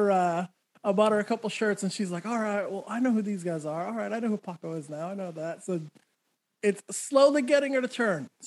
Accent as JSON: {"language": "English", "region": "New Mexico", "country": "United States", "tie": "born or raised there", "said": "I grew up in New Mexico, so I had to find somewhere on the West Coast."}